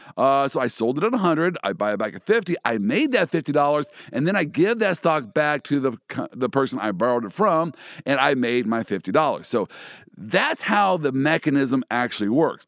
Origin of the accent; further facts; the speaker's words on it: Kansas City, United States; my hometown, the Kansas City Chiefs.